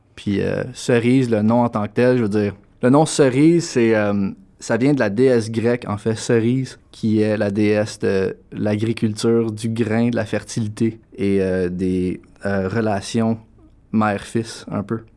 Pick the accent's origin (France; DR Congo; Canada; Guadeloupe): Canada; Gatineau, Quebec; moved away as an adult; now in Toronto, Canada; je viens de Gatineau, Québec, mais j'habite à Toronto depuis 2013